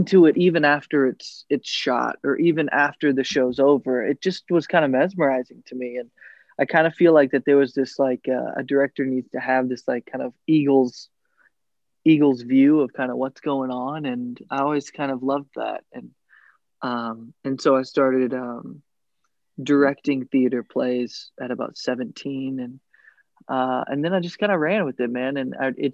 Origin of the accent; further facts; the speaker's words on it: Little Rock, Arkansas, United States; moved away as an adult; now in Chicago, United States; I born and raised in Little Rock, Arkansas. I'm like a good old Southern boy.